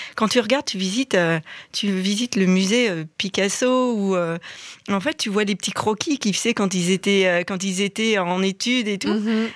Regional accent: Reims, Grand Est, France; moved away as an adult; moi je suis de Reims en France, de quitter la ville dans laquelle j'avais grandi

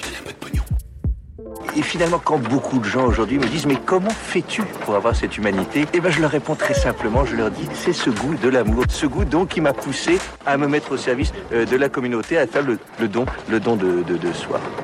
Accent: Paris, Île-de-France, France; en tant que Parisienne

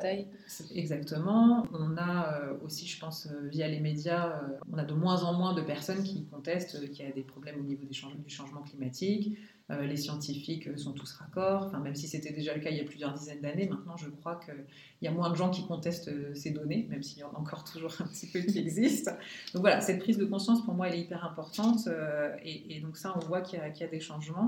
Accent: Lorraine, Grand Est, France; also born or lived in Paris; ma région d'origine, donc la Lorraine

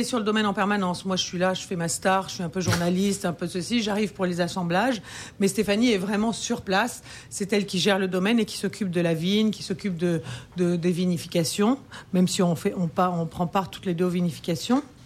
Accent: France; je suis française

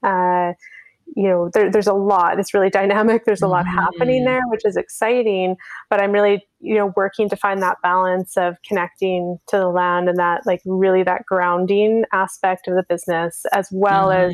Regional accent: Squamish Nation, British Columbia, Canada; I come from the Squamish First Nation.

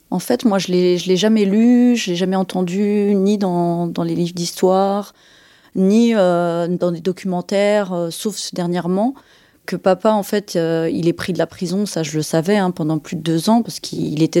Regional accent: France; moi je suis née en France

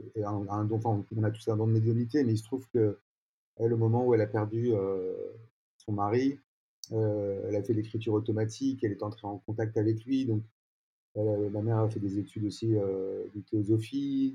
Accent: Paris, Île-de-France, France; je suis né à Paris, je vis toujours à Paris pour l'instant

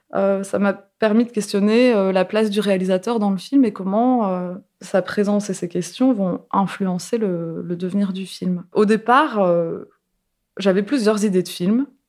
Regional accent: Seclin, Hauts-de-France, France; Je suis née à Seclin, dans le nord de la France

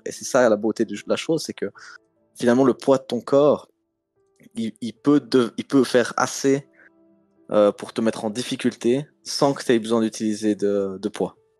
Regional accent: Switzerland; Moi je viens quand même de Suisse, comme mon Instagram …. Mes racines sont en Suisse

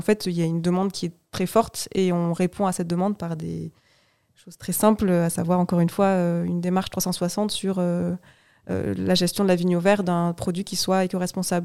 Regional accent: Toulouse, Occitania, France; moved away as an adult; now in Bordeaux, France; J'ai grandi à Toulouse

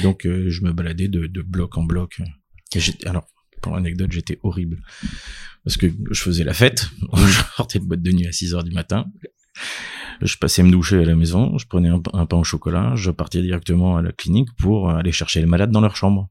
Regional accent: Clermont-Ferrand, Auvergne-Rhône-Alpes, France; moved away as an adult; now in Paris, France; J'ai grandi euh, à Clermont-Ferrand dans euh, une famille de médecins

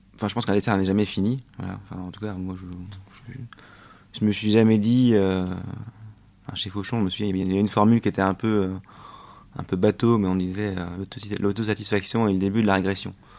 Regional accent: France; also born or lived in Australia; moi, en tant que Français

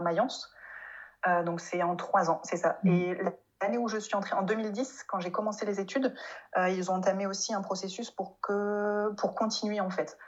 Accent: France; accent: French; first language French; moved away as an adult; also born or lived in Mainz, Germany; je vienne de France et que j'ai un gros accent français

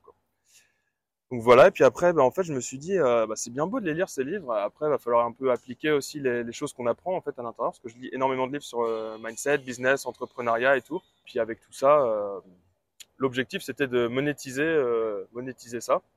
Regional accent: Brittany, France; je suis de Bretagne, j'ai 27 ans

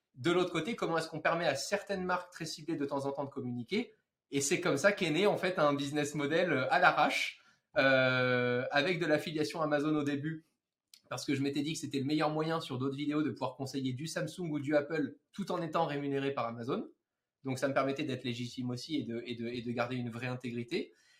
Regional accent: Monaco; dans ma chambre à Monaco, puisque je suis monégasque

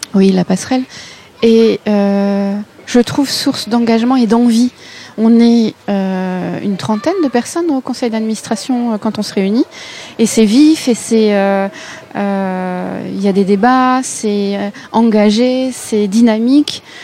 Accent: Mantes-la-Jolie, Île-de-France, France; moved away as an adult; now in Rixheim, France; je viens de Mantes-la-Jolie

